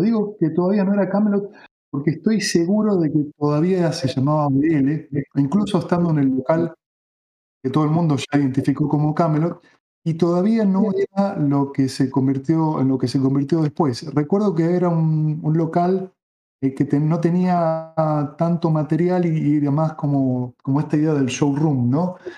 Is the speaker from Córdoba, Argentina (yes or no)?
no; Buenos Aires, Argentina; si bien soy porteño, nací en Capital, no vivía en Capital